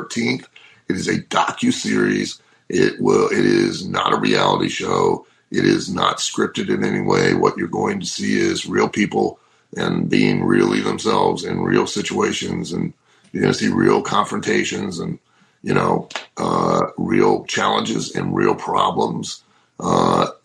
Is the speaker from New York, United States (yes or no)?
no; Lima, Ohio, United States; my hometown of Lima, Ohio